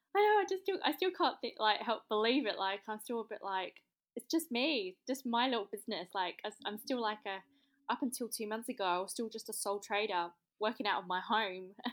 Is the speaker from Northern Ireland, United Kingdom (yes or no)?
no; London, United Kingdom; moved away as an adult; also born or lived in Melbourne / Sydney; now in Australia; I am in English. I come from South East London, but I have been here for twelve years